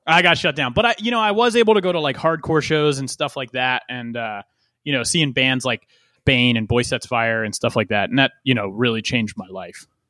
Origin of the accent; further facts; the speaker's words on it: West Chester, Pennsylvania, United States; growing up in Westchester, Pennsylvania, like right around that area